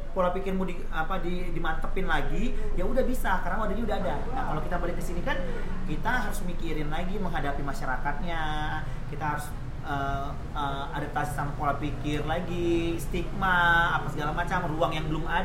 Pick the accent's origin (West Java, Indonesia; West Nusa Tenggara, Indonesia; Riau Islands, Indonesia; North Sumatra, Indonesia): Riau Islands, Indonesia; Tanjung Pinang; also born or lived in Yogyakarta; ya aku penari yang berkembang di Jogja tapi aku asli Tanjung kan kita buat nama Tanjung Pinang ya